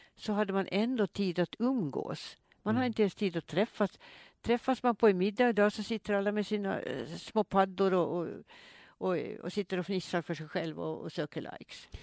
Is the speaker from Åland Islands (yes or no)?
yes; Åland Islands; also born or lived in Mariehamn; Statabyggnaden på Kastrineholms kungsgård där jag är född